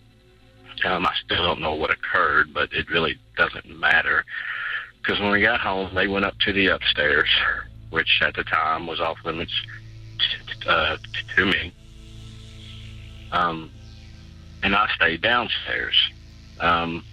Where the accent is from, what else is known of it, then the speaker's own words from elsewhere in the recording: Louisville, Kentucky, United States; I'm from Louisville, Kentucky